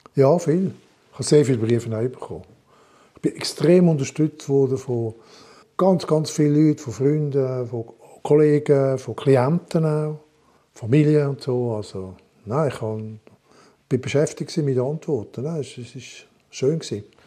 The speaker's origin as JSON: {"language": "German", "town": "Montreux", "region": "Vaud", "country": "Switzerland", "tie": "born or raised there", "also_born_or_lived": "Dietikon", "moved": "yes", "said": "Montreux, in meiner Heimatstadt"}